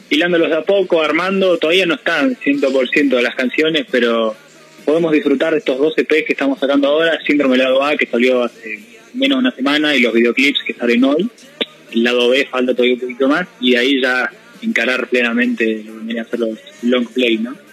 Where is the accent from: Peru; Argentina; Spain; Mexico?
Argentina; Mar del Plata, Buenos Aires Province; Exactamente, pues, nos gusta decirnos somos de Mar del Plata, somos